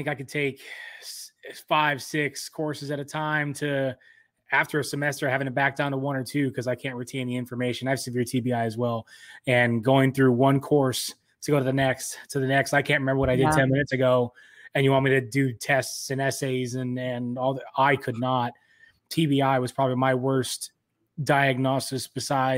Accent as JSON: {"language": "English", "region": "California", "country": "United States", "also_born_or_lived": "Michigan", "moved": "yes", "said": "I'm originally from California"}